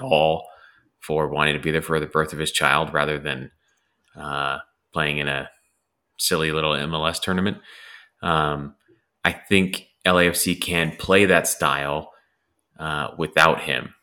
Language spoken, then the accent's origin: English; Los Angeles, California, United States; moved away; also born or lived in Cleveland; I grew up in Los Angeles